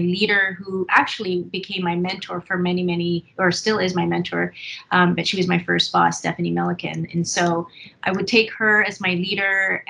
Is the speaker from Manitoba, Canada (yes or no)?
yes; Winnipeg, Manitoba, Canada; I was born in Winnipeg, Manitoba, went to school here, elementary and high school